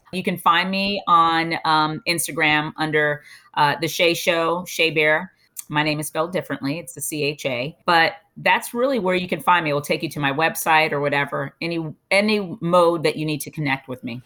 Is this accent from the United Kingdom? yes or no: no; Bahamas; moved away; also born or lived in United States / Europe; I'm from the Bahamas